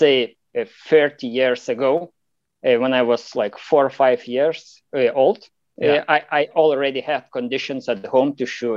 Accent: Lithuania; I'm from Lithuania. It's Eastern Europe

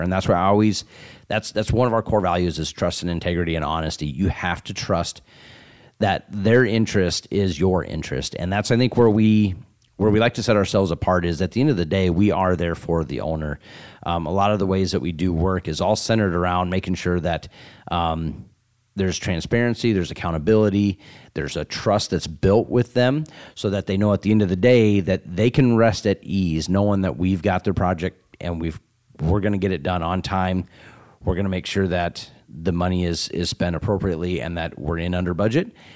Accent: Sioux City, Iowa, United States; growing up in Sioux City

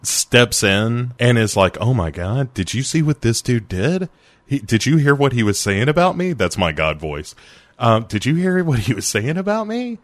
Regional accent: United States; I'm American

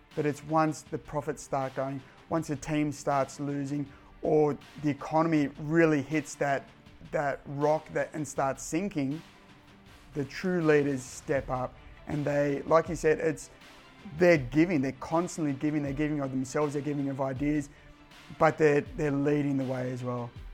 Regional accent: Cronulla, New South Wales, Australia; I'm from the Cronulla district

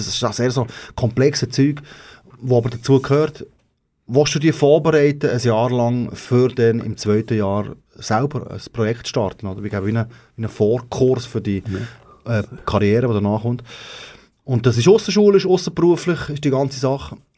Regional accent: Switzerland; dort, wo ich herkomme, ist der grösste Graben.

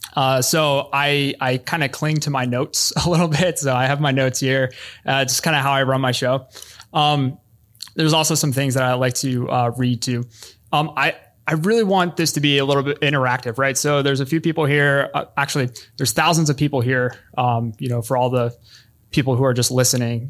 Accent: Philadelphia, Pennsylvania, United States; my hometown of Philadelphia

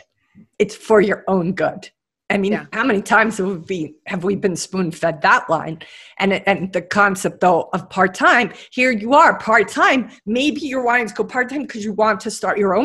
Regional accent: New York City, New York, United States; moved away as an adult; now in Hawaii, United States; I live in Hawaii now, and I moved here from New York City. I was born in Brooklyn

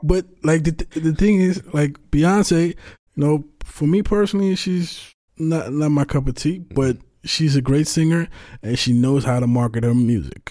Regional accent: Netherlands; I'm from the Netherlands

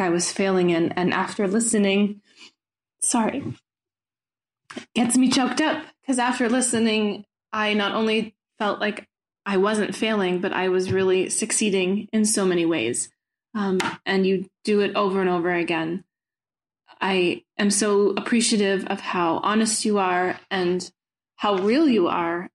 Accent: United States; now in Brussels, Belgium; I am an American with two kids and a husband

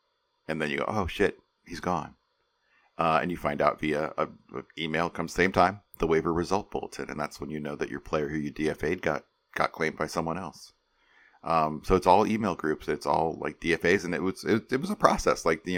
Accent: St. Charles, Illinois, United States; I grew up in St. Charles, Illinois, which is very close to where Kane County plays.

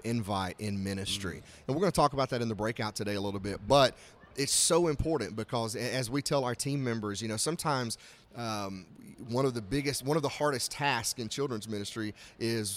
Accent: Gadsden, Alabama, United States; moved away as an adult; also born or lived in Birmingham, Alabama; I'm from Gadsden, Alabama, so about an hour north of Birmingham

